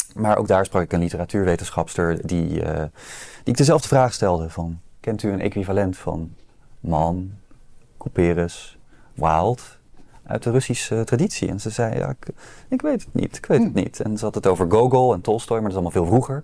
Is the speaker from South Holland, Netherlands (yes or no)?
yes; Rotterdam, South Holland, Netherlands; ik als Rotterdammer moet zeggen dat ik natuurlijk uit een arbeidersmilieu kom